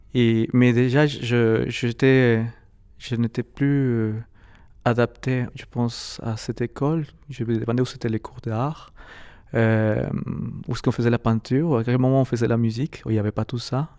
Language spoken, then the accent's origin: French; Lima, Peru; French is a second language; moved away as an adult; now in France; je suis né à Lima